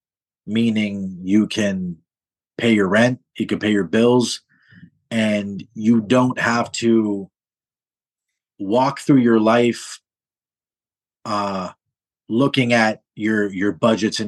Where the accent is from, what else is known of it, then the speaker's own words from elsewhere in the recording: Toronto, Ontario, Canada; now in Montreal, Canada; I'm born and raised in Toronto